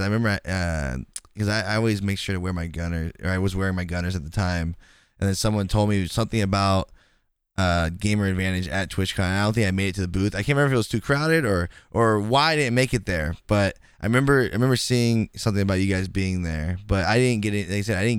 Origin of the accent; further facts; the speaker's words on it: California, United States; I'm from California, and I've been to Atlanta to DreamHack